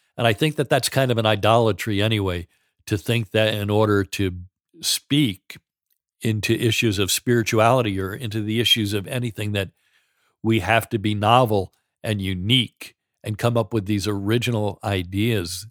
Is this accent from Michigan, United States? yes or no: no; New York, United States; I grew up in New York, the son of an Irish Catholic father